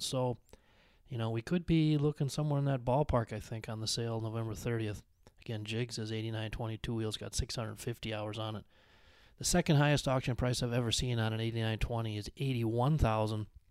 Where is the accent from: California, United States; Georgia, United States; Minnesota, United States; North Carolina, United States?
Minnesota, United States; Benson; moved away; my hometown of Benson, Minnesota